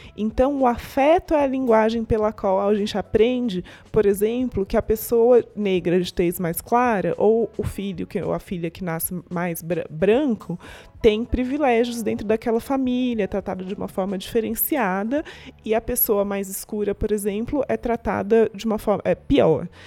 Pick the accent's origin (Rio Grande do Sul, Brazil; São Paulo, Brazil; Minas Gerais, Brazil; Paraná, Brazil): São Paulo, Brazil; interior of; Eu sou do interior de São Paulo, todo mundo era branco, vivia num mundo muito branco